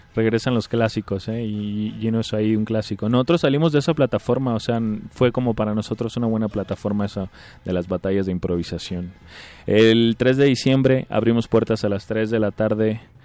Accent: Tijuana, Baja California, Mexico; vengo desde Tijuana.

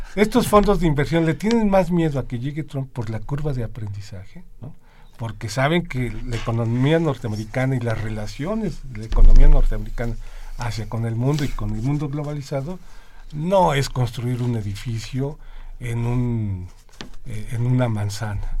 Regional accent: Mexico; nosotros como economía mexicana, como gobierno y como sociedad

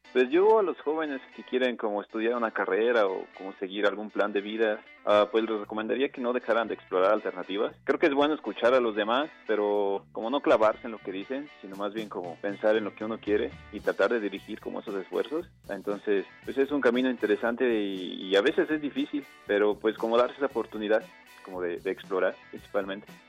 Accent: Morelia, Michoacán, Mexico; Yo nací en Morelia, Michoacán, el 14 de diciembre de 1988.

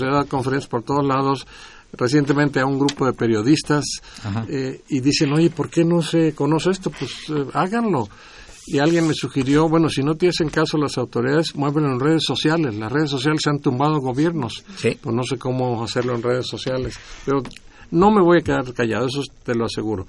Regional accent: Guasave, Sinaloa, Mexico; moved away; also born or lived in Washington, D.C.; En mi pueblo, en Guasave, Sinaloa

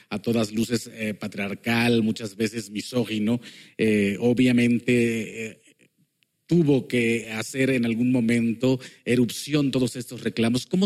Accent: Mexico; moved away; debido a unos eventos personales me fui de México y estando lejos de México dije, quiero hacer radio.

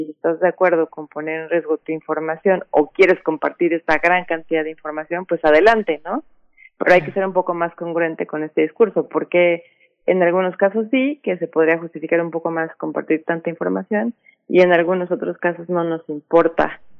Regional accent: Mexico; o como ciudadanos mexicanos tendríamos que, aún estamos adhiriendo a su política

